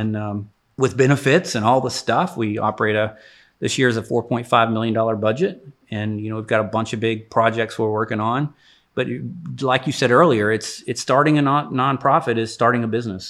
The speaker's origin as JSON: {"language": "English", "town": "Jacksonville", "region": "Texas", "country": "United States", "tie": "born or raised there", "said": "I grew up in East Texas, so I'm an East Texas kid. Uh, Jacksonville is where I graduated high school"}